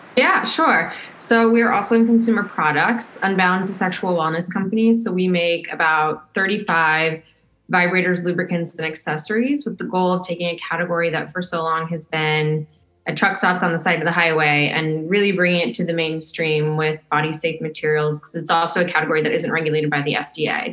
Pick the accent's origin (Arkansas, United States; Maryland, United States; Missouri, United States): Missouri, United States; St. Louis; my hometown, which was a Hustler Hollywood next to the airport in a strip mall in St. Louis, Missouri, where I grew up